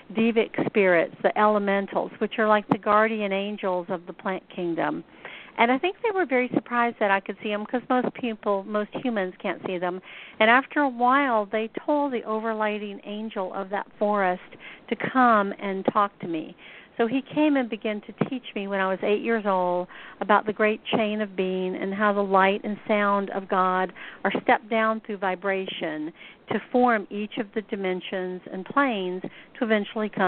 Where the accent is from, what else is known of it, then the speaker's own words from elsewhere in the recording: Deep South, United States; also born or lived in Atlanta, Georgia; I grew up here in the Deep South. I live in Atlanta